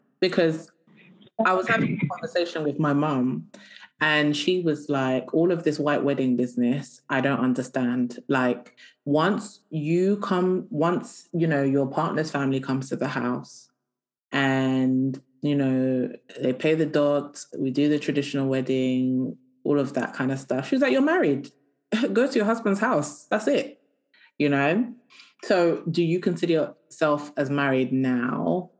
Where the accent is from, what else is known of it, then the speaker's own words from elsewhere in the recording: Kabeya Kamwanga, Kasai-Oriental, DR Congo; I am from Kabeya Kamwanga.